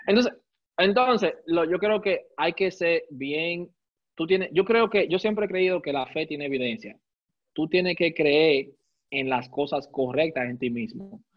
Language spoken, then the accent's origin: Spanish; Santo Domingo, Distrito Nacional, Dominican Republic; yo soy criado y nacido en Gualey, Santo Domingo